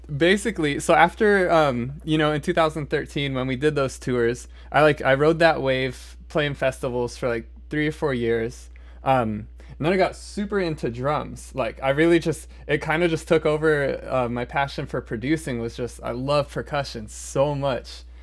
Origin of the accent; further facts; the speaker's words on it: Omaha, Nebraska, United States; I'm from Omaha